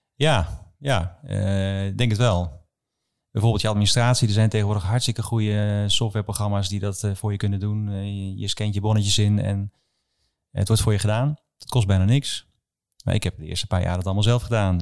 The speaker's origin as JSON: {"language": "Dutch", "town": "Schalkhaar", "region": "Overijssel", "country": "Netherlands", "tie": "born or raised there", "also_born_or_lived": "Wilnis", "said": "Schalkhaar. Ik ben ik ben net geboren in Wilnis, maar daarna naar ja, Salland verhuisd"}